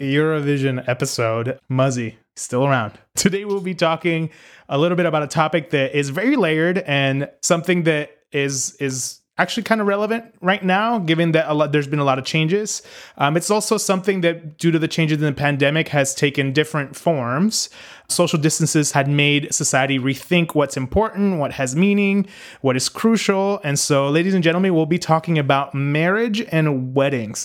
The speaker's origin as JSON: {"language": "English", "country": "Puerto Rico", "tie": "born or raised there", "also_born_or_lived": "Northeast United States", "moved": "yes", "lives_now": "United States", "said": "growing up in Puerto Rico"}